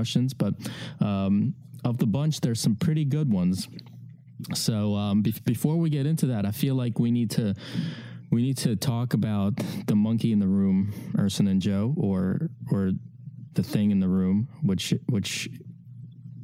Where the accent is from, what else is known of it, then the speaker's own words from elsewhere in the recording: Ukraine; moved away; I come from a Eastern European background, because I was born in Ukraine